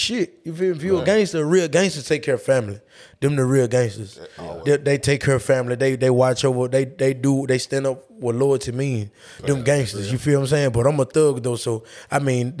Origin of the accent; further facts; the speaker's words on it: Louisiana, United States; also born or lived in Memphis, Tennessee; I'm from Louisiana